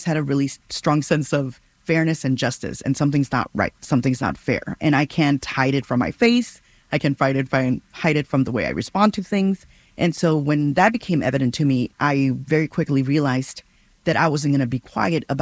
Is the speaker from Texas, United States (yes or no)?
yes; Rio Grande Valley, South Texas, United States; moved away as an adult; also born or lived in Kansas; now in Kansas City, United States; I was born in the Rio Grande Valley in Texas, and the culture in Texas where I grew up in South Texas was very different